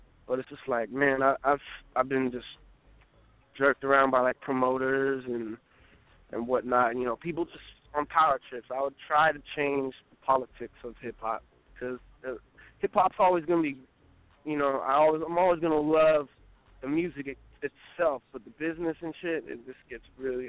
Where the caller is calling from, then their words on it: Eureka, California, United States; I'm coming from Humboldt County, California. It's a little city called Eureka.